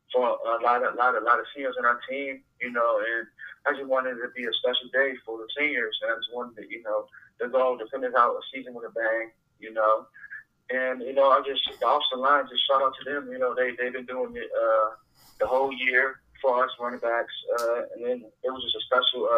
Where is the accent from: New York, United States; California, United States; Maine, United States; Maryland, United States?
Maryland, United States; Growing up in Maryland